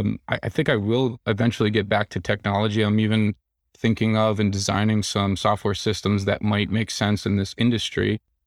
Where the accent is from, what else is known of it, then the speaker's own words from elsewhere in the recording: New York City, New York, United States; I come from the New York City area. The food just doesn't hold a candle to what I'm used to.